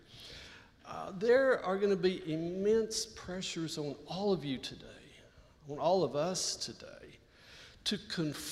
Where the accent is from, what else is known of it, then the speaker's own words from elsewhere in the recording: Texas, United States; now in Pittsburgh, United States; back in my home state